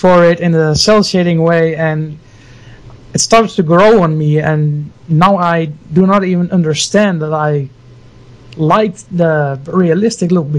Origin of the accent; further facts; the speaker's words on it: Friesland, Netherlands; I'm from the beautiful small country called Holland